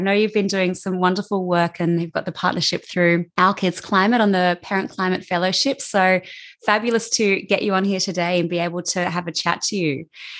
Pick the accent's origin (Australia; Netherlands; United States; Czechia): Australia; accent: Aussie; you've just got my Aussie accent today.